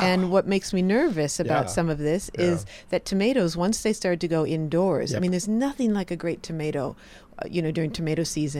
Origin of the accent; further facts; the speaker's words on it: Wisconsin, United States; I grew up in Wisconsin, and once you get out of the main city, which is Madison, the capital city, it's farmland, and it's beautiful.